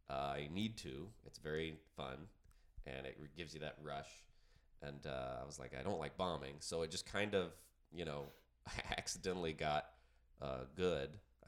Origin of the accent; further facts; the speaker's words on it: Georgia, United States; But yeah, raised in Georgia in a small town. And I went to college in Athens, Georgia, UGA.